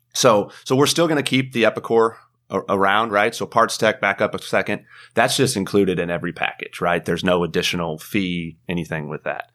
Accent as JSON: {"language": "English", "town": "Carlisle", "region": "Illinois", "country": "United States", "tie": "born or raised there", "also_born_or_lived": "Charleston, Illinois", "moved": "yes", "lives_now": "Atlanta, United States", "said": "I grew up in Illinois"}